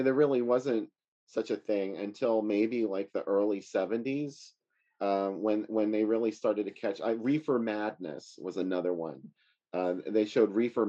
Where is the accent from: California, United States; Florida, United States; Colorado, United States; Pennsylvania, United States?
Pennsylvania, United States; Pittsburgh; I'm from Pittsburgh